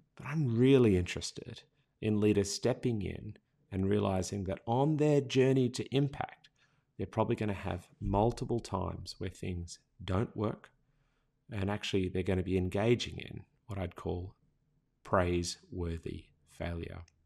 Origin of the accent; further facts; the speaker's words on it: Australia; accent: Australian; Australian users because our accent was so hard to understand.